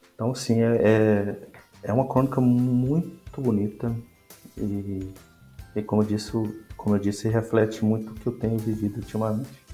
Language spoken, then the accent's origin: Portuguese; Minas Gerais, Brazil; sou mineiro.